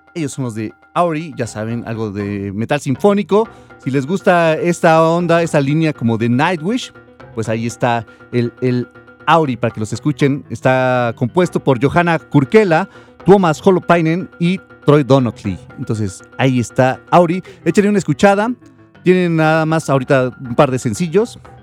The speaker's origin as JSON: {"language": "Spanish", "country": "Mexico"}